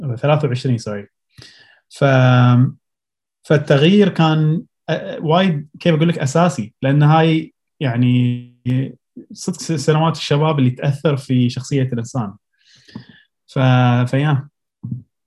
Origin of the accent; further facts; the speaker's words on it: Abu Dhabi, United Arab Emirates; also born or lived in Pennsylvania, United States / Colorado, United States; من مواليد ابو ظبي